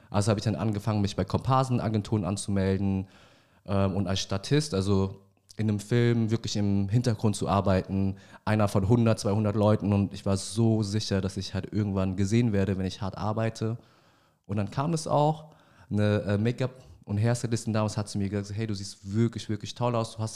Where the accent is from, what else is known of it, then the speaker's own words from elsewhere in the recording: Vietnam; Ich bin 31 Jahre alt, gebürtiger Vietnamese